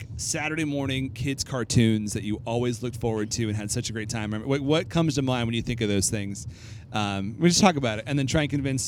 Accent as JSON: {"language": "English", "region": "California", "country": "United States", "tie": "born or raised there", "moved": "yes", "lives_now": "Indiana, United States", "said": "I grew up in California"}